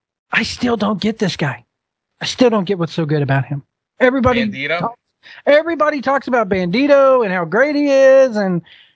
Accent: Southern Virginia, United States; I'm from the South. I'm from fucking Virginia, you know, Virginia

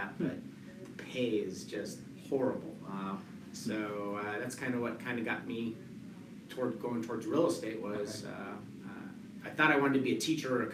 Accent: Colorado, United States; also born or lived in Denver; I'm a Colorado native. I was born in Denver.

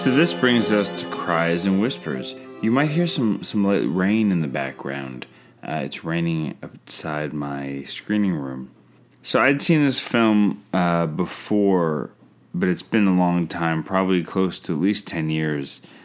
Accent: Canada; I'm Canadian filmmaker

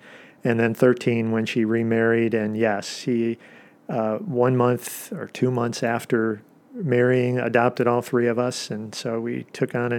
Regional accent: Des Plaines, Illinois, United States; I grew up in the Chicagoland area in Des Plaines

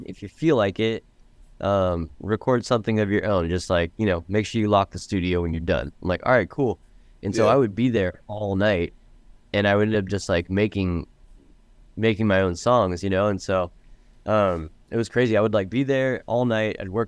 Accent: Orlando, Florida, United States; moved away as an adult; now in Los Angeles, United States; I grew up in the East Coast. Originally I'm from Florida, and I moved out to Los Angeles almost 20 years ago.

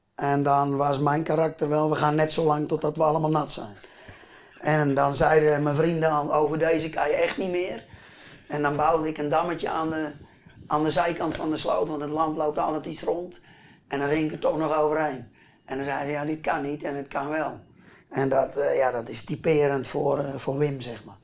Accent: a polder near Groot-Ammers, South Holland, Netherlands; Ik kom hier uit een polder. Mijn grapje is wel eens, ik kom uit een polder met meer koeien dan mensen.

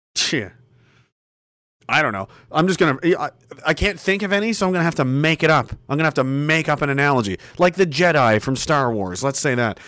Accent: Canada; being a citizen of this country

